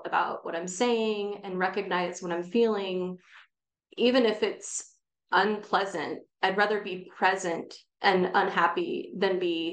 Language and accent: English; Bay Area, California, United States; I was born and raised in the Bay Area